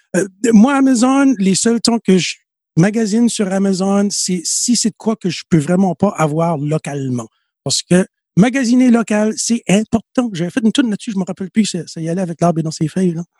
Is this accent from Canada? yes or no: yes; Tracadie area, New Brunswick, Canada; quand j'étais petit, j'allais à Tracadie beaucoup pour magasiner